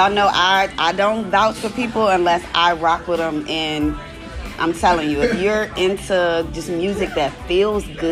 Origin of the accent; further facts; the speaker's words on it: Charles City County, Virginia, United States; now in Washington, D.C., United States; y'all know I'm from Charles City County, honey. I'm from a small town in Virginia